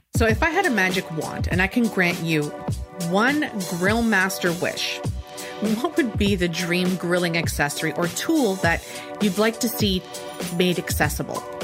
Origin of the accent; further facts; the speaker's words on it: Canada; Me being the Canadian